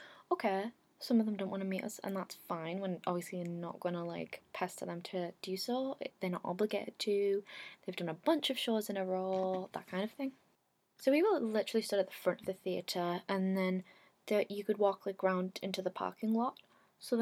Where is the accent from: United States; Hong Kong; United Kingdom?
United Kingdom; England; I'd come over from England